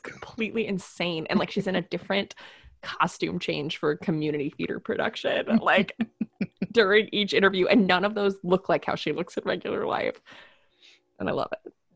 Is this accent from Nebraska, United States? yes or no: yes; Nebraska, United States; we're from Nebraska